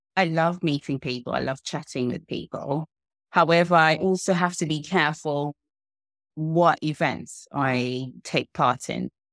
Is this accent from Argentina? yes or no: no; Zimbabwe; now in United Kingdom; I grew up in Zimbabwe, and it was post-colonial